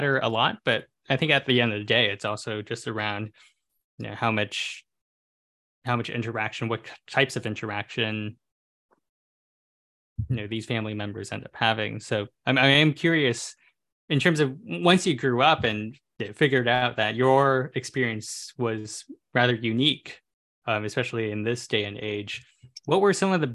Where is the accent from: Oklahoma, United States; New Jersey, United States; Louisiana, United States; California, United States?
California, United States; I was born and raised in California